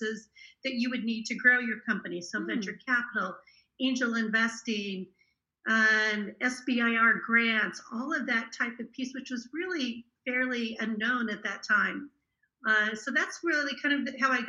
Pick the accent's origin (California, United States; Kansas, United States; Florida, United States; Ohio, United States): Kansas, United States; I actually grew up in a little tiny town in Kansas, in the middle of nowhere on the Kansas-Oklahoma border.